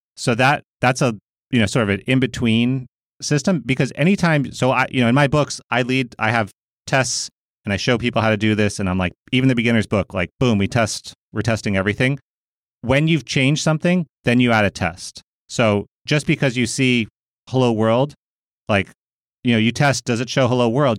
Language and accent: English; United States; I'm a American